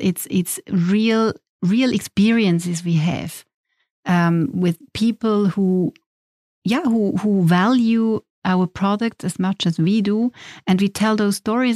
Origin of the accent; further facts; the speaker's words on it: Schaffhausen, Switzerland; moved away as an adult; I grew up in Schaffhausen.